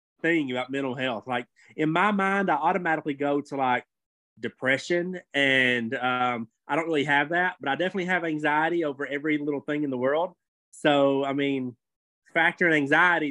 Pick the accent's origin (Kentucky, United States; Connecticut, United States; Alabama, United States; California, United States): Kentucky, United States; I'm from Kentucky, okay? I'm from a very small town in Kentucky. We go swimming in the river